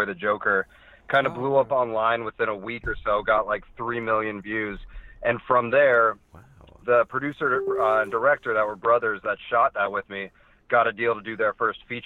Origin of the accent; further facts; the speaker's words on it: Tampa, Florida, United States; also born or lived in Indiana / Chicago; now in Los Angeles, United States; I grew up in Tampa, Florida, but I lived in the Midwest for a while, Indiana and Chicago, before coming out to L.A.